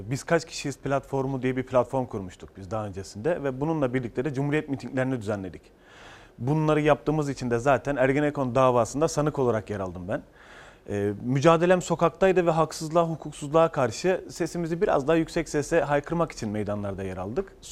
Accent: Ceyhan, Adana, Turkey; Ben Adana Ceyhanlıyım.

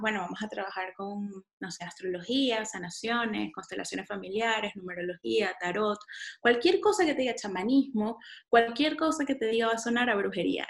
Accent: San Antonio de los Altos, Miranda, Venezuela; also born or lived in Caracas; Yo vivía en San Antonio de los Altos, chiquita, eh, nací en Caracas, pero viví en San Antonio de los Altos

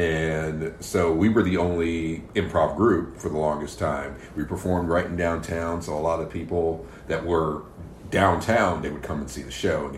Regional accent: Fayetteville, North Carolina, United States; Not continuously. I did leave for a little bit when I went to school at UNCP in Pembroke, North Carolina, and then I stayed

